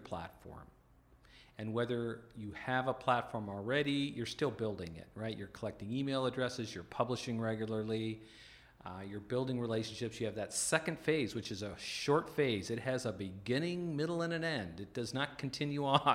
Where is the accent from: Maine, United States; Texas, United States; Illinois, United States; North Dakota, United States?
North Dakota, United States; I grew up in the North Dakota Plains